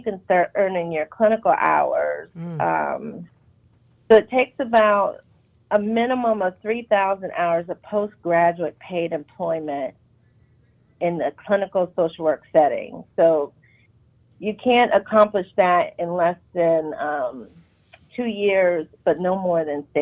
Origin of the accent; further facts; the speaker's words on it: Pennsylvania, United States; moved away; I am originally from Pennsylvania